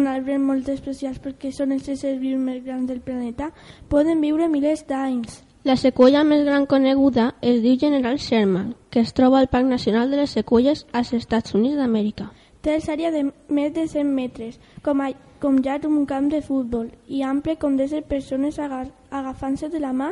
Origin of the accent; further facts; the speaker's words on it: Castellón de la Plana, Valencian Community, Spain; D'on eres? De Castelló de la Plana.